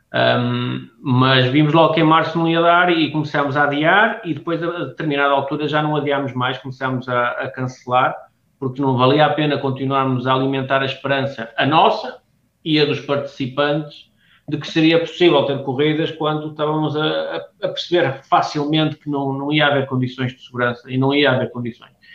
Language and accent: Portuguese; Porto, Norte, Portugal; como somos daqui